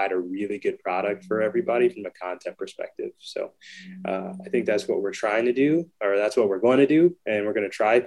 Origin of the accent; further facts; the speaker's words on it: Fontana, California, United States; also born or lived in Claremont, California; So I grew up in Fontana a majority of my life.